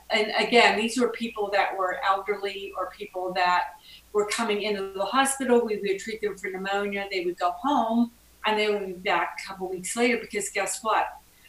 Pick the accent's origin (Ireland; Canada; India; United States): United States; Pittsburgh, Pennsylvania; I'm from Pittsburgh, Pennsylvania.